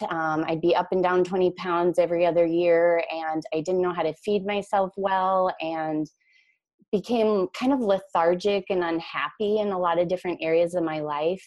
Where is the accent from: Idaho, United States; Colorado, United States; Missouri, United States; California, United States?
Idaho, United States; moved away as an adult; also born or lived in Minneapolis–St. Paul, Minnesota; now in Minneapolis, United States; I grew up in Idaho